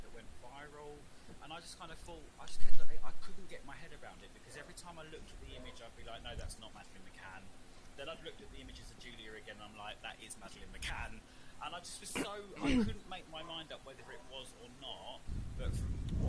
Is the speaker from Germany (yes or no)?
no; United Kingdom; I'm a British journalist in the UK